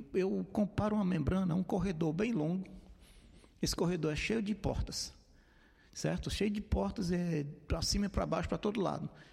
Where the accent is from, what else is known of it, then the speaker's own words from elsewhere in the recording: Fortaleza, Ceará, Brazil; sou natural de Fortaleza, minha família é de Maranguape